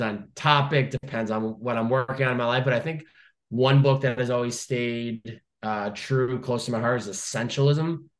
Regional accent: Chicopee, Massachusetts, United States; now in California, United States; Chicopee, Massachusetts

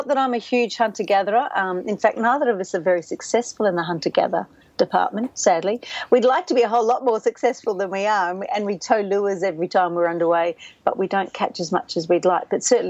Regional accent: Canada; born there; My mother gave me a slightly awkward name because I was born in Canada.

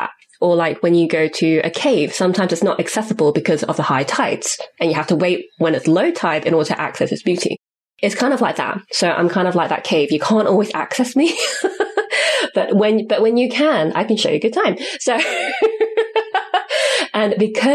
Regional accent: United Kingdom; first language English; I'm a cisgendered, able-bodied British-born citizen with English as my first language

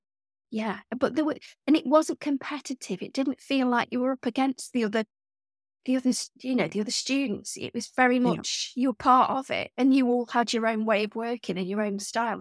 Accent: Stoke-on-Trent, West Midlands, United Kingdom; And I grew up in the Staffordshire Moorlands in a village, quite a big village. It wasn't, you know, really countrified, but we weren't near the city. And Stoke-on-Trent, where I grew up, is a really odd place anyway.

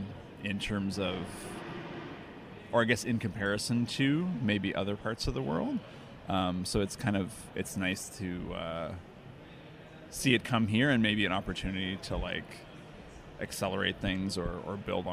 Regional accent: Toronto, Ontario, Canada; I'm from Toronto.

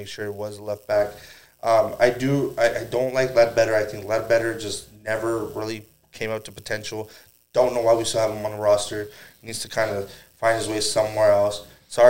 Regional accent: United States; Growing up in the United States

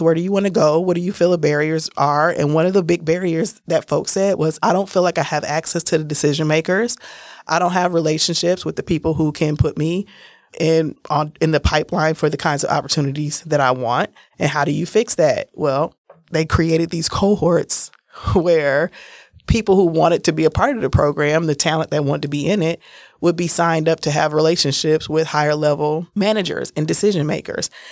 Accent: Milwaukee, Wisconsin, United States; accent: a little bit country; also born or lived in San Francisco; I'm from Milwaukee. I'm a Milwaukee native. I was born in San Francisco, but I've been here since I was six weeks old

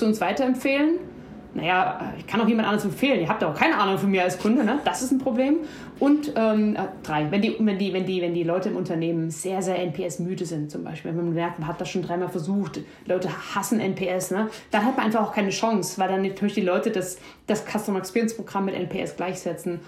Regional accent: Germany; als Deutsche

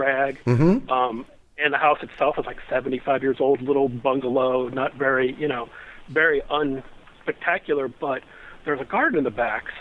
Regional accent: Akron, Ohio, United States; now in Kent, United States; I grew up in the Akron, Ohio area, south of Cleveland, on 4.5 acres.

